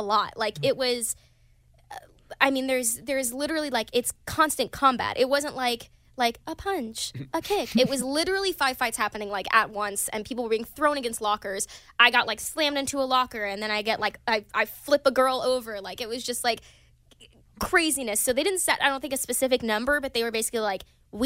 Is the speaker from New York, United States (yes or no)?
no; Pine Bluff, Arkansas, United States; now in Los Angeles, United States; I got to take my boyfriend back to my hometown recently